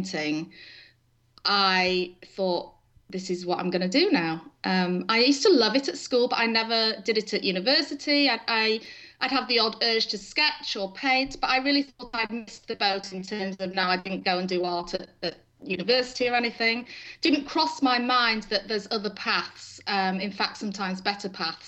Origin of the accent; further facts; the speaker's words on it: England, United Kingdom; moved away as an adult; now in Stillwater, United States; So I was born in England and married my husband there, raised our children there up until 2006